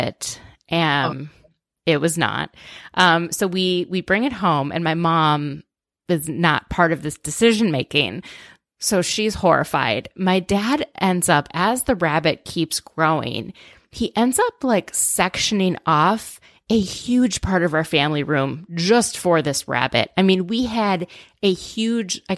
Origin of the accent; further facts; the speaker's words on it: outside of Minneapolis, Minnesota, United States; I grew up in outside of Minneapolis